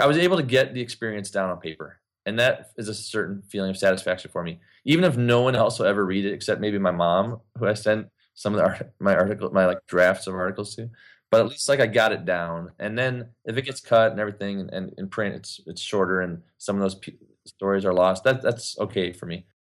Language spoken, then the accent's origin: English; Ypsilanti, Michigan, United States; now in Los Angeles, United States; my hometown, Ypsilanti, Michigan